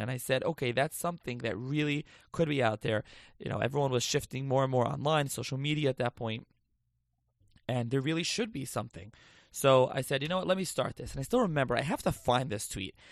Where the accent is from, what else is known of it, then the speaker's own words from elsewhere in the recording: Lakewood, New Jersey, United States; also born or lived in Passaic, New Jersey / Philadelphia / Israel; now in Toms River, United States; I'm actually from Lakewood originally.